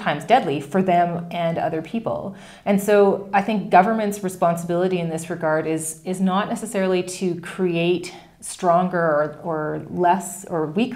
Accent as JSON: {"language": "English", "country": "Canada", "tie": "born or raised there", "said": "being a Canadian"}